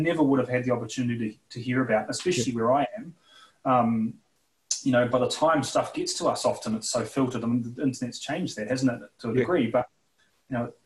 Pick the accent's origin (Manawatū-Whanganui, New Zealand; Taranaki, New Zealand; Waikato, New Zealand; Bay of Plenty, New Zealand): Manawatū-Whanganui, New Zealand; Whanganui; also born or lived in London, United Kingdom / South Korea; now in Dunedin, New Zealand; I was born in the North Island, a tiny little town. Of about 40,000 people, Whanganui, on the west coast.